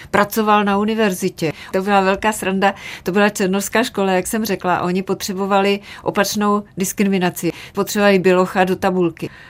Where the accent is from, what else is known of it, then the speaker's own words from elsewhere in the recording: Martin, Žilina Region, Slovakia; moved away; also born or lived in Moravia; To mi pomohlo hodně, protože jak jsme se přestěhovali z Moravy do Martina, protože otec měl tuberkulózu a museli do vysokorského pásma, kde byly hory kolem celého toho Martina.